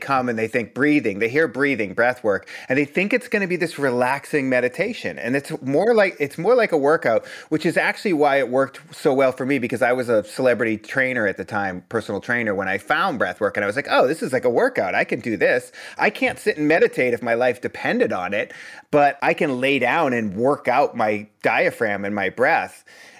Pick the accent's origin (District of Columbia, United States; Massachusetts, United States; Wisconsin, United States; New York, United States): Massachusetts, United States; Boston; You know, I'm from the East Coast. There's no Mercury in retrograde in Boston.